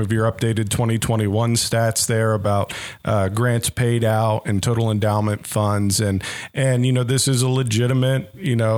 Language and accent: English; Columbus, Ohio, United States; now in Cincinnati, United States; I grew up in Columbus and now live here